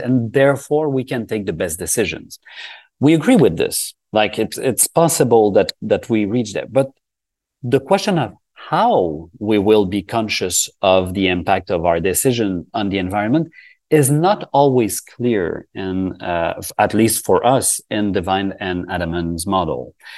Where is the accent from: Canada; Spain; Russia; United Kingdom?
Canada; we are from Canada